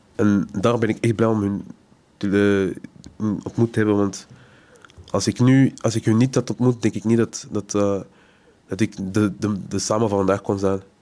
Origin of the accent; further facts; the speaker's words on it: Antwerp, Flanders, Belgium; Geboren in Antwerpen